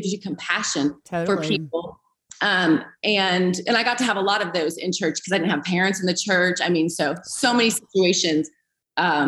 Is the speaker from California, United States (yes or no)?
yes; Eureka, California, United States; moved away as an adult; also born or lived in Redding, California; now in Greenville, United States; I was raised in Northern California, Eureka, so not far from where Bethel's at, about 3 hours on the coast.